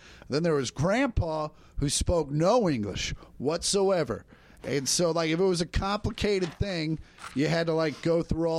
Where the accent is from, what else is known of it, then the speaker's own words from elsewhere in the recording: Kansas, United States; I grew up in Kansas. Like, we didn't have an ice rink near me till I was 17.